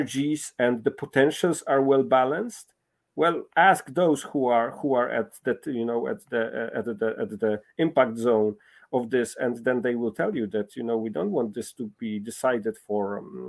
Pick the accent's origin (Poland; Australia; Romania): Poland; I'm coming from Poland, a country that has been for centuries, contested